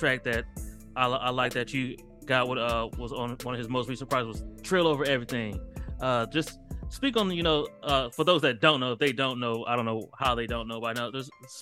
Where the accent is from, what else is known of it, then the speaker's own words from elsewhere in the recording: Akron, Ohio, United States; now in Texas, United States; I'm from Akron, Ohio, hometown of LeBron James